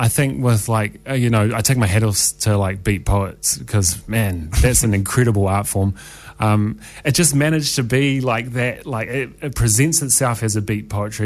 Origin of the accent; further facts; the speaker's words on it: Wellington, New Zealand; moved away; my hometown. I grew up in Wellington